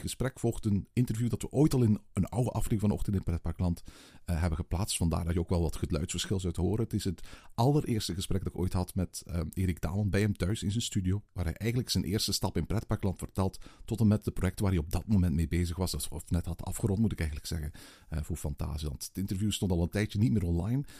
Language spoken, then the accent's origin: Dutch; Belgium; we zijn Belgen